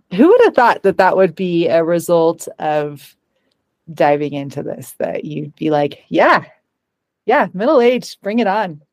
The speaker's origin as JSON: {"language": "English", "town": "Bozeman", "region": "Montana", "country": "United States", "tie": "born or raised there", "said": "I grew up in Bozeman"}